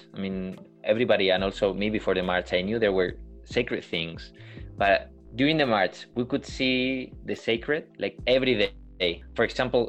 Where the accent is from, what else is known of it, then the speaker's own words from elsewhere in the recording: Burgos, Castile and León, Spain; in the emergency department of my hometown here in Burgos